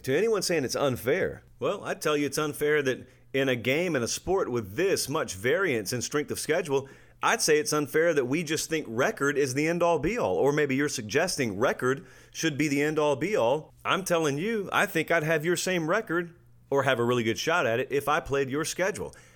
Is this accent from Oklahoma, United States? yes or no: no; Harris County, Georgia, United States; I grew up in Georgia now